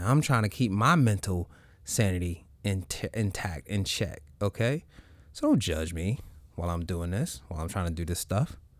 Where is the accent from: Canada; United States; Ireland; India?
United States; the South; I grew up in the South